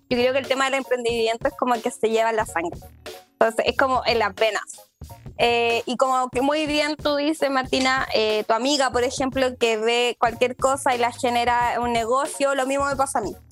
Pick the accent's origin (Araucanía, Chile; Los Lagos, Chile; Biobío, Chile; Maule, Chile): Los Lagos, Chile; Puerto Varas; now in Santiago, Chile; soy de Puerto Varas, entonces allá no hay este tipo de deliveries no se encuentra.